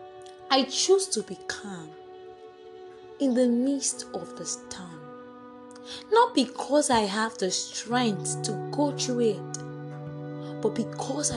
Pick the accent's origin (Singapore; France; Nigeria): Nigeria; +234, I'm in Nigerian actually